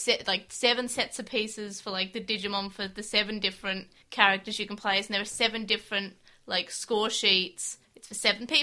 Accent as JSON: {"language": "English", "country": "Australia", "said": "We're from Australia"}